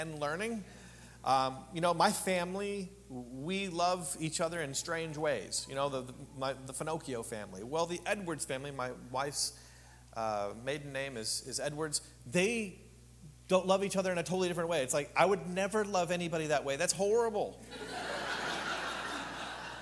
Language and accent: English; Canada; now in Palm Springs, United States; I'm from a small town of 1,800 people in Canada. Agricultural community